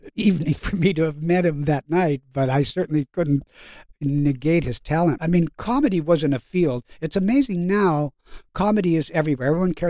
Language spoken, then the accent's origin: English; Canada; I grew up in Canada. In Canada, we didn't get television until about 15 years later.